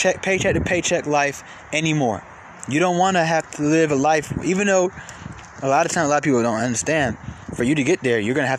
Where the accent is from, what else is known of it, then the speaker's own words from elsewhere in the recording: Atlanta, Georgia, United States; I'm from Atlanta.